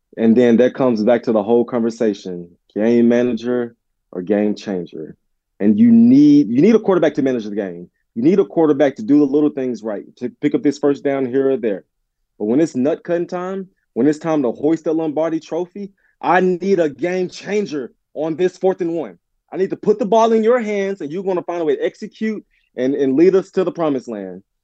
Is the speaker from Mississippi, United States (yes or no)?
yes; Olive Branch, Mississippi, United States; my hometown of Olive Branch, Mississippi.